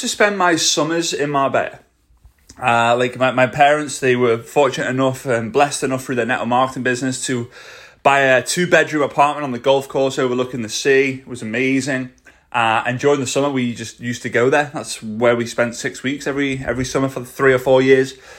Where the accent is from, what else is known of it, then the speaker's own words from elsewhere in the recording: Liverpool, North West England, United Kingdom; accent: Scouse; my Scouse accent